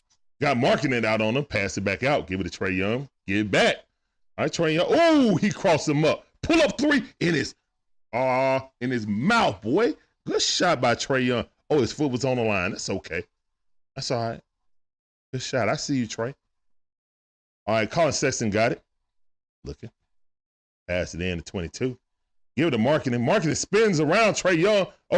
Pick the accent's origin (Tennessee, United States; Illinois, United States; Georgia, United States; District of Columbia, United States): Georgia, United States; I'm a Grady baby, bro. So, yeah. But now I live in the burbs. But I grew up in the Swats and teenage years over in the deck.